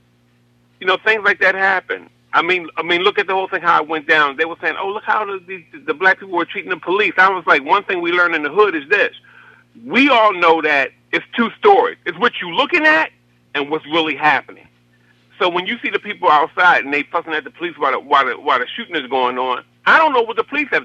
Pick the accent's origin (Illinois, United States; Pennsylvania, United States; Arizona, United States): Pennsylvania, United States; Philadelphia; I'm from Philly. I'm up in Mount Airy